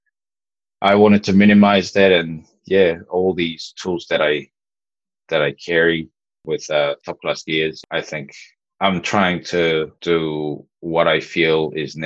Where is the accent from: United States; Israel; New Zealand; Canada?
New Zealand; growing up in New Zealand